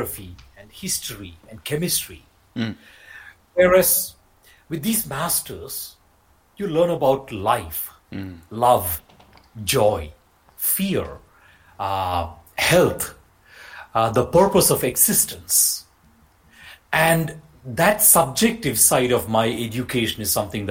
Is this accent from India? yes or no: yes; Kerala, India; now in Italy; I was born in India, in Kerala